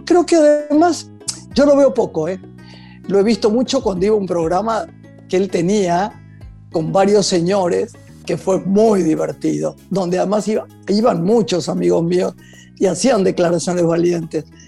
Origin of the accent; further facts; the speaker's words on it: Buenos Aires, Argentina; soy argentina, de Buenos Aires